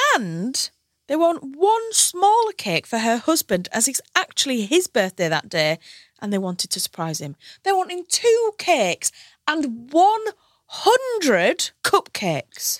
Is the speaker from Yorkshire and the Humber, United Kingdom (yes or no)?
yes; Hull, Yorkshire and the Humber, United Kingdom; moved away as an adult; now in London, United Kingdom